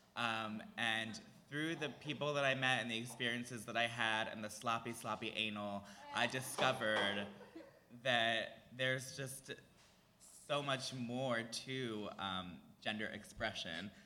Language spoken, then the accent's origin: English; Cheltenham, Pennsylvania, United States; grew up in Philly. I grew up outside the city in a little town called Cheltenham